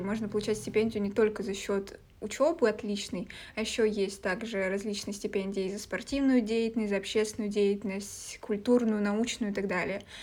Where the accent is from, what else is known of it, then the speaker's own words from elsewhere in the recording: Vyborg, Leningrad Oblast, Russia; я из Выборга